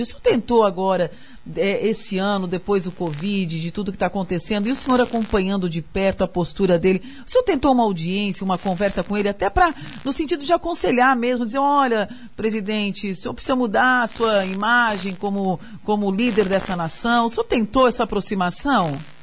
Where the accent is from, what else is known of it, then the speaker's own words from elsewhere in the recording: Brazil; also born or lived in Santa Catarina; a gente, como brasileira